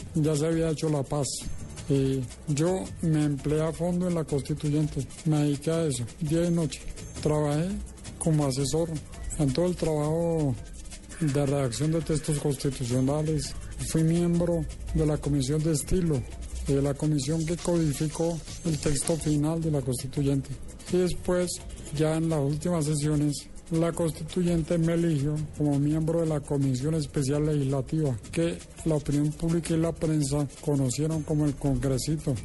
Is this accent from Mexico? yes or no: no; Colombia; la de los colombianos